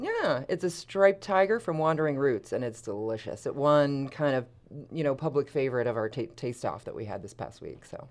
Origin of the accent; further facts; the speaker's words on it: Philadelphia, Pennsylvania, United States; moved away; I'm from suburban Philadelphia